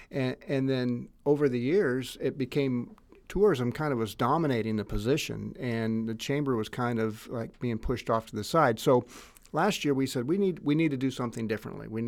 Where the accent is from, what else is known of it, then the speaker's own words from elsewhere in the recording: Greenville, United States; I'm 56 and I am a lifelong resident of Greenville. And I did go to preschool here, and all four of my children went to preschool in this building as well.